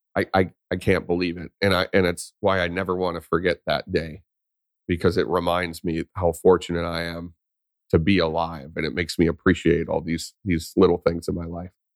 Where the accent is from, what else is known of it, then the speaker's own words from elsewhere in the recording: Vadnais Heights, Minnesota, United States; I grew up in Vadnus Heights, Minnesota, which is just north of Saint Paul